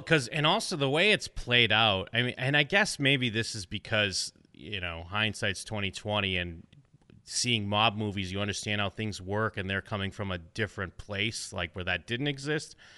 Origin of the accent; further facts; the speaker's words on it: New England, outside of Boston, Massachusetts, United States; I grew up in New England, uh, outside of Boston